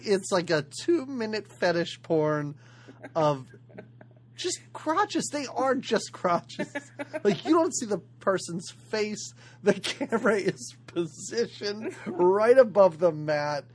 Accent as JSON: {"language": "English", "country": "United States", "accent": "American", "said": "We're American"}